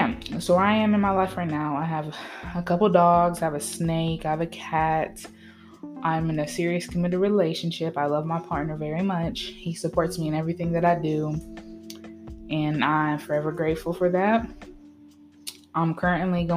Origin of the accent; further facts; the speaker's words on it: Tennessee, United States; also born or lived in Vermont; I was born in Vermont, raised in Tennessee. I've lived all over the place